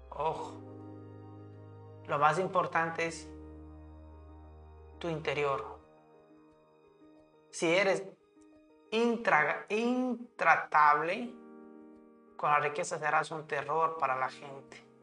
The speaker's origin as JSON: {"language": "Spanish", "region": "Idaho", "country": "United States", "tie": "born there", "said": "Nací en Indao, donde se encuentra el Parque Nacional para Yellowstone, Yellowstone perdón, donde se encuentra el Parque Nacional de Yellowstone y todavía no lo he visitado."}